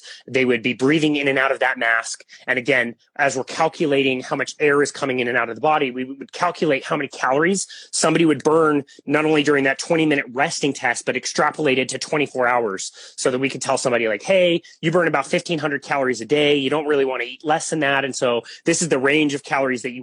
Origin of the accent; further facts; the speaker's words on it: Salt Lake City, Utah, United States; also born or lived in Bismarck, North Dakota; I pretty much have grown up around the Utah area, the Salt Lake area